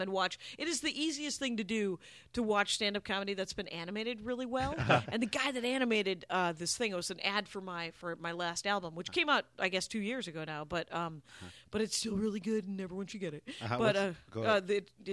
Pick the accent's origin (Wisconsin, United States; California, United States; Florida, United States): Wisconsin, United States; moved away; I'm Armenian, but I'm from Wisconsin